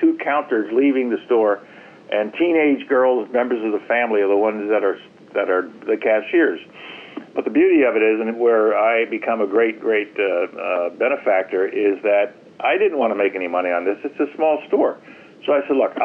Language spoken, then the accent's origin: English; New York City, New York, United States; moved away as an adult; also born or lived in Harlem, New York City; I was born in Harlem to two immigrant people who came to this country, and I was raised in the South Bronx.